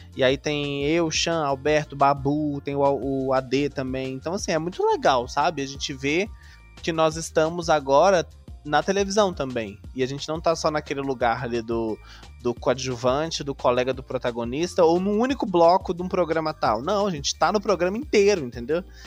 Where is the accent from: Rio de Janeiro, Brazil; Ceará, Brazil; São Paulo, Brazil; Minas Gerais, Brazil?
Minas Gerais, Brazil; Santos Dumont; Eu sou da cidade de Santos Dumont